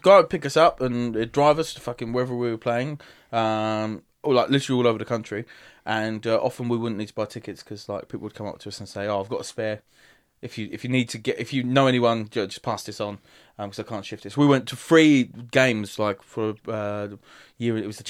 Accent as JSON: {"language": "English", "town": "Dagenham", "region": "London", "country": "United Kingdom", "tie": "born or raised there", "said": "and my accent was way strong. Like, I've got a posh, not posh, but like, people in Dagenham would say I've got a posh voice. Now, after I went to drama college, but like, before then, I was a little spiv."}